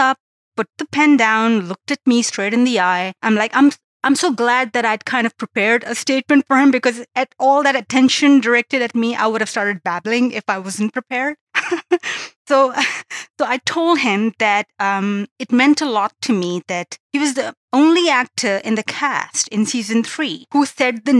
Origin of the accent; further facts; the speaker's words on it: Pakistan; now in Canada; I live in Canada now, but I'm originally from Pakistan